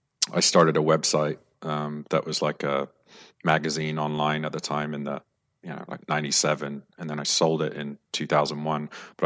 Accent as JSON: {"language": "English", "region": "London", "country": "United Kingdom", "tie": "born or raised there", "said": "I suppose as a kid growing up in London, I went to some fancy schools like Hill House, Westminster School, and then the LSE."}